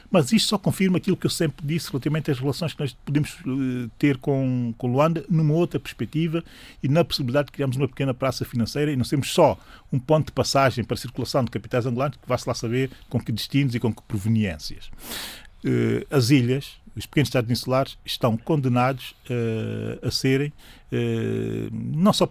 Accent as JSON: {"language": "Portuguese", "country": "São Tomé & Príncipe", "said": "Sou de São Tomé e Príncipe, estamos germanos quase cabeça, carpinteiro, uh, empreendedor e também artesão"}